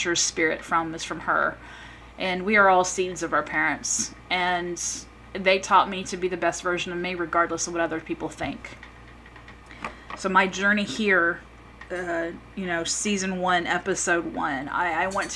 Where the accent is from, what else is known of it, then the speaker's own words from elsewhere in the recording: Memphis, Tennessee, United States; I grew up in the Southeast United States in my early years, mostly in Tennessee, in the Memphis area